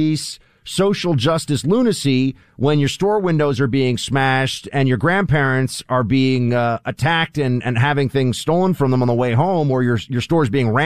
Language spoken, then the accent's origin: English; New York, United States; I'm a New Yorker